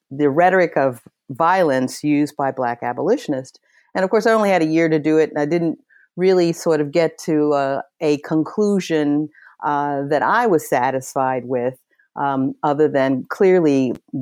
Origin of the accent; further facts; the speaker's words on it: Washington, District of Columbia, United States; also born or lived in York, Pennsylvania; I was born in York, Pennsylvania, but moved to Washington, D.C. when I was about 8 years, 8 years old